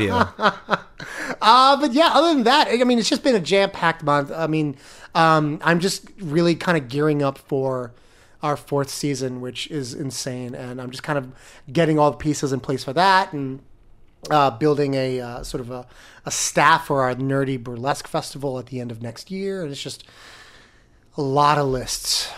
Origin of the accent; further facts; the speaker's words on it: Florida, United States; now in New York, United States; I come from Florida